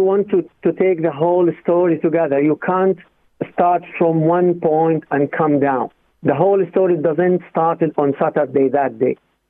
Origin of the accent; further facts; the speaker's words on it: Gaza Strip, Palestine; now in Navan, Ireland; I am from Gaza, actually, but I am refugees in Gaza. My hometown, one place in Israel, being taken, being occupied since 1948.